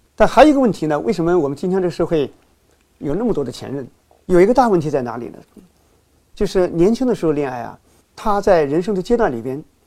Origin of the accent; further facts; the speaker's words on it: China; 我们中国人